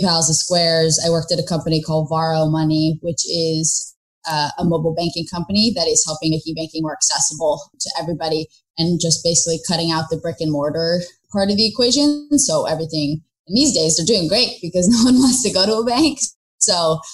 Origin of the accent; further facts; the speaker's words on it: San Francisco, California, United States; moved away as an adult; I grew up in San Francisco